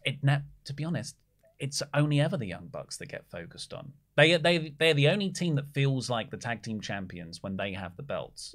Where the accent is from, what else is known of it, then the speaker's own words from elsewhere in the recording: Australia; As an Australian